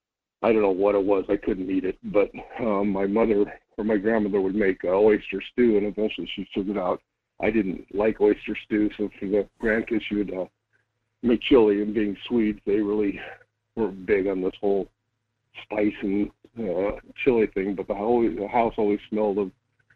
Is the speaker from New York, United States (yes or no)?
no; Colorado, United States; So, talking about memories, I grew up in Colorado, and my mom's family all lived in extreme northeastern Colorado, a small cow town